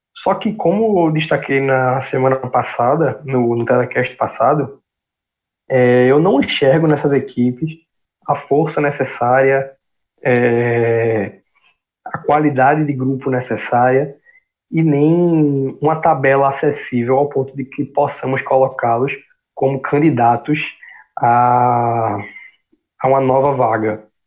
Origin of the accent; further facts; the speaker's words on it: Northeast Region, Brazil; como nordestinos, é, como brasileiros